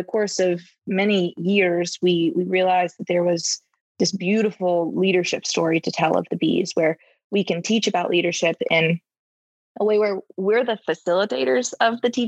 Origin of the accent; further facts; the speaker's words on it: North Carolina, United States; moved away as an adult; now in Atlanta, United States; I'm a North Carolina girl. We didn't know if it would work when I moved out of my home state